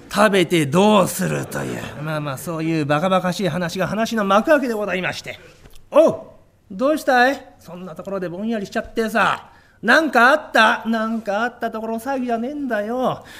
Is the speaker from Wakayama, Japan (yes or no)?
yes; Wakayama, Japan; moved away; 私ねあのね関東出身じゃないんですよえー、和歌山出身でございまして